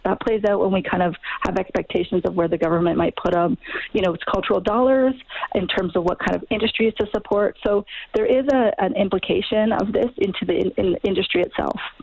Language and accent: English; Ontario, Canada; I'm in Ontario right now, so I grew up in Ontario